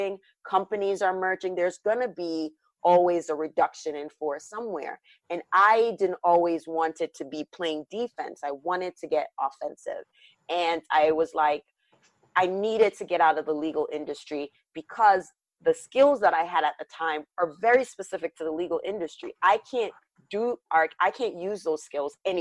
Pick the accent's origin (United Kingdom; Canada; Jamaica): Jamaica; now in United States; this Jamaican born Caribbean woman